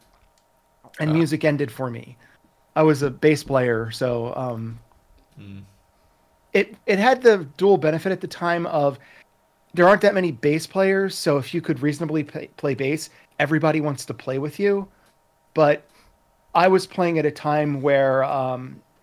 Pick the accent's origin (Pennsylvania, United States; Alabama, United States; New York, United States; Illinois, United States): Pennsylvania, United States; Philadelphia; I was from Philadelphia, so it's not exactly the center of the artistic universe